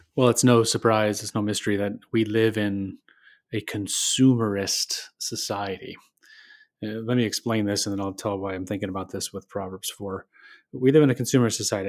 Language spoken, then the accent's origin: English; Michigan, United States; I grew up in Michigan